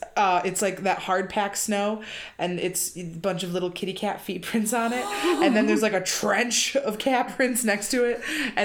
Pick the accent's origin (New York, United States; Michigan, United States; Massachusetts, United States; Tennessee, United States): Michigan, United States; Benton Harbor; I'm from Benton Harbor. That's southern Michigan. It's basically a suburb of Chicago.